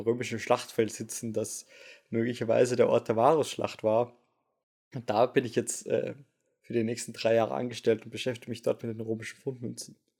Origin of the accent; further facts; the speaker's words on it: Vienna, Austria; moved away as an adult; now in Osnabrück, Germany; als Wiener dann doch sehr froh war, dass ich meinen Master sehr entspannt zu Hause machen konnte